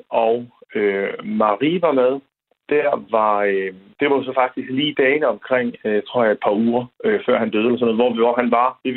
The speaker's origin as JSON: {"language": "Danish", "area": "Southern Jutland", "region": "Southern Denmark", "country": "Denmark", "tie": "born or raised there", "said": "da jeg voksede op i Sønderjylland"}